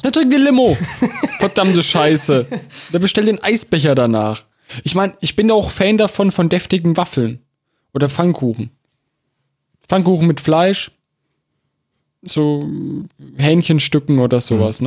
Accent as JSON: {"language": "German", "country": "Germany", "said": "bei uns in Deutschland"}